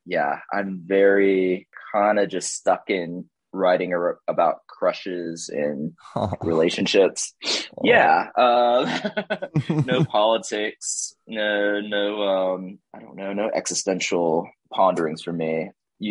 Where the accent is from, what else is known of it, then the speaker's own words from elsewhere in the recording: Jacksonville, Florida, United States; moved away as an adult; now in Athens, United States; my hometown of Jacksonville, Florida